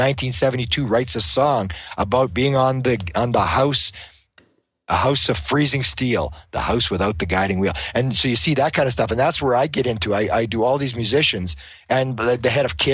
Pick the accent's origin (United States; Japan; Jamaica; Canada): Canada; Winnipeg, Manitoba; I'm from Winnipeg.